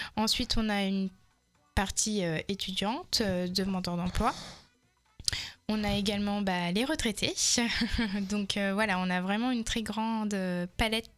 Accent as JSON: {"language": "French", "area": "Touraine", "region": "Centre-Val de Loire", "country": "France", "tie": "born or raised there", "also_born_or_lived": "Malaga / Val Thorens", "said": "j'ai grandi en Touraine"}